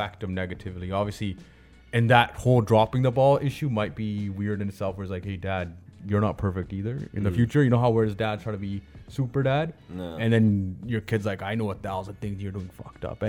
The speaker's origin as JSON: {"language": "English", "town": "Brampton", "region": "Ontario", "country": "Canada", "tie": "born or raised there", "said": "I grew up in Brampton"}